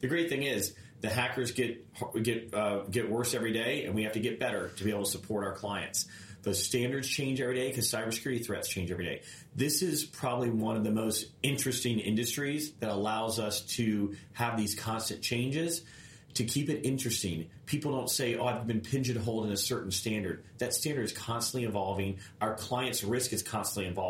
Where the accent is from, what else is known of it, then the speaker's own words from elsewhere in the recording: Clearwater, Florida, United States; now in Tampa, United States; I grew up in Clearwater. Coming back here